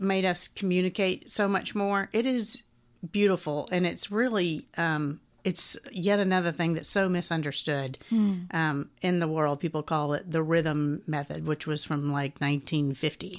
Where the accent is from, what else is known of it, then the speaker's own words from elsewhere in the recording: Atlanta, Georgia, United States; I grew up here in Atlanta